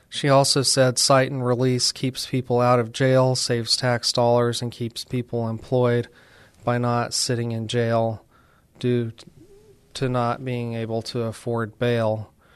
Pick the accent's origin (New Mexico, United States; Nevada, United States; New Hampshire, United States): New Mexico, United States; moved away as an adult; now in San Antonio, United States; I'm from New Mexico